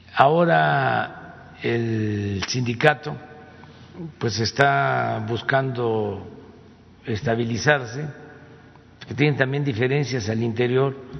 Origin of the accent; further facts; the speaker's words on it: town on the Tepetitán river, Tabasco, Mexico; el río Tepetitán, que es el río que pasa por mi pueblo